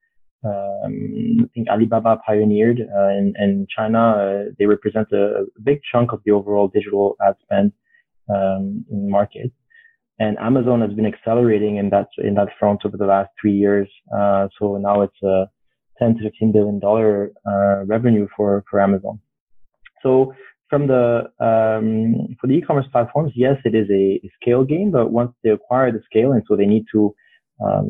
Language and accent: English; France; moved away as an adult; also born or lived in Vietnam / Thailand; now in Singapore; I'm originally from France